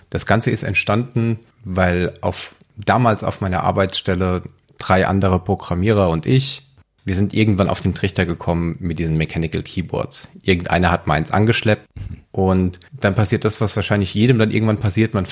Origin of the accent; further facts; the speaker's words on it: Frankfurt am Main, Hesse, Germany; Ich komme aus Frankfurt am Main und arbeite als Engineering Manager in der IT.